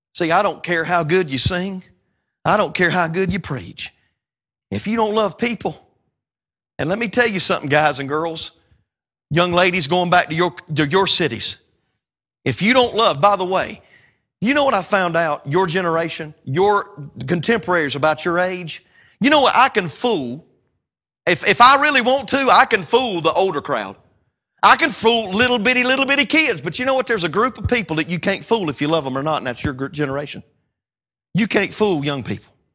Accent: North Carolina, United States; We call tomatoes or tomatoes maters in North Carolina

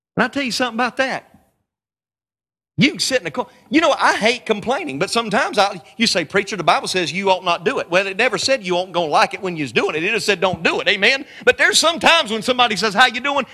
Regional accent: North Carolina, United States; I'm just a country boy from North Carolina

